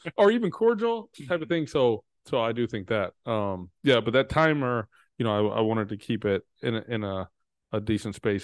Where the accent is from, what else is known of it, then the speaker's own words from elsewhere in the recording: Texas, United States; I'm from Texas